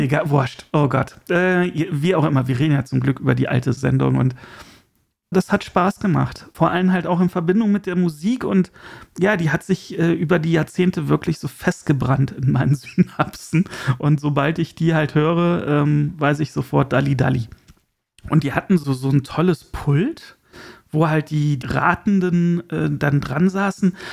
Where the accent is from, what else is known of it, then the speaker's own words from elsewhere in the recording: Germany; als Deutscher